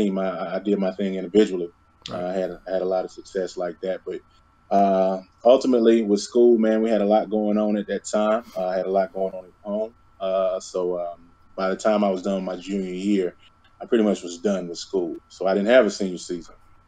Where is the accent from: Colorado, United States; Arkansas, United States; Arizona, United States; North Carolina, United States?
Arkansas, United States; North Little Rock; I'm from Little Rock, Arkansas, or rather North Little Rock, Arkansas